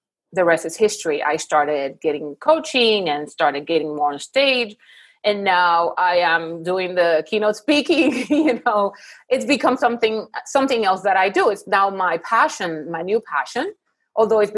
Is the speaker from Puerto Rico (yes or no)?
yes; Puerto Rico; moved away as an adult; now in Houston, United States; I'm originally from Puerto Rico, but I live now in Houston for the past 18 years.